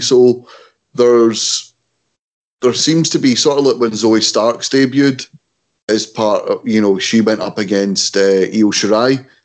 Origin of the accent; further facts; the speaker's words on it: Scotland, United Kingdom; we're Scottish